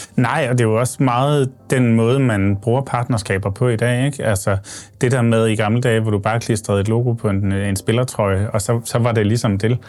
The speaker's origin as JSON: {"language": "Danish", "town": "Odense", "region": "Southern Denmark", "country": "Denmark", "said": "jeg kommer fra Odense"}